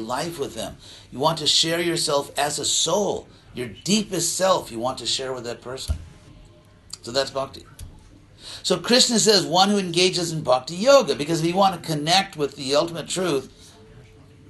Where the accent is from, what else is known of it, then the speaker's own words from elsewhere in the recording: United States; I'm an American